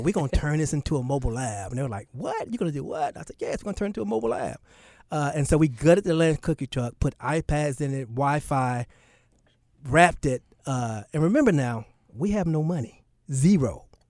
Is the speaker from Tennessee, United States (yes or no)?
no; Charlotte, North Carolina, United States; also born or lived in Newark, New Jersey; was born in Newark, New Jersey. But as soon as I was born, I moved back to Charlotte.